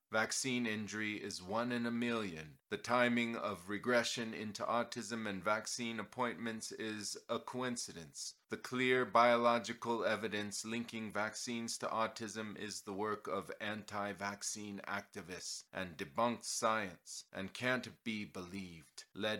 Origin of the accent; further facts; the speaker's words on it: Portland, Oregon, United States; Dr. Paul Thomas is a pediatrician in my hometown of Portland, Oregon.